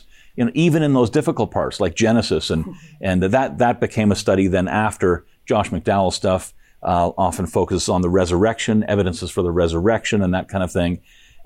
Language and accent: English; Kitchener, Ontario, Canada; born or raised there